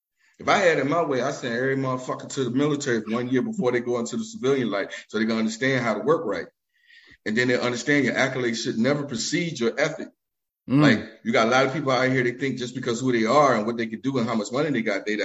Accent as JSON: {"language": "English", "town": "Richmond", "region": "Virginia", "country": "United States", "moved": "as an adult", "lives_now": "Philadelphia, United States", "said": "I'm originally from Richmond, Virginia, but I've been living in Philly for almost 20 years"}